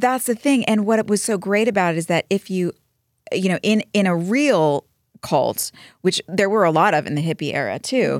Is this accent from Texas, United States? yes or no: yes; Dallas, Texas, United States; moved away; also born or lived in New Jersey; I grew up in Dallas until I went to New Jersey